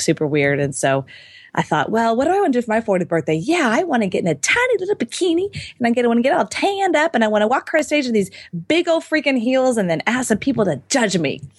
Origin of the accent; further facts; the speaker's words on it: Houston, Texas, United States; I was born and raised in Houston